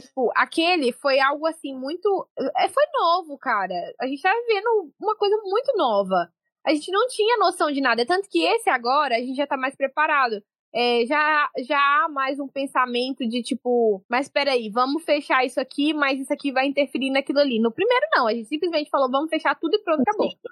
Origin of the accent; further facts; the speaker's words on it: Governador Valadares, Minas Gerais, Brazil; now in Portugal; Eu sou de Governador Valadares